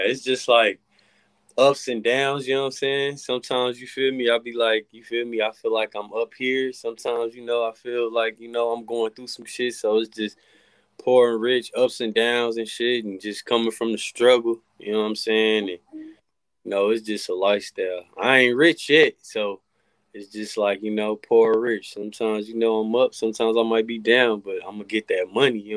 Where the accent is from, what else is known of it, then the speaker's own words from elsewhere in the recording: Kansas City, Missouri, United States; Kansas City, Missouri. Yep.